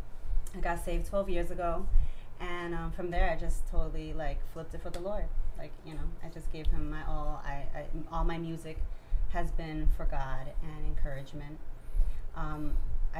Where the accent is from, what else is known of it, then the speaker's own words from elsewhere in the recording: Florida, United States; also born or lived in New Hampshire; I was born in New Hampshire. 2 years later, I moved to Florida